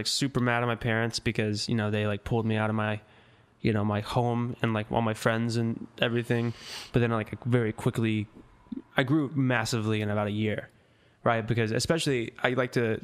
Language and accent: English; Dothan, Alabama, United States; I'm from Dothan, Alabama.